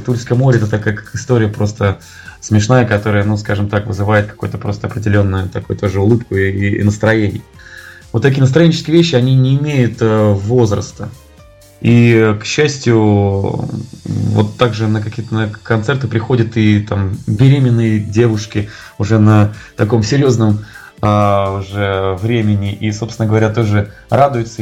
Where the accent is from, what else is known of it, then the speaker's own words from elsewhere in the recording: Tula, Tula Oblast, Russia; я сам из Тулы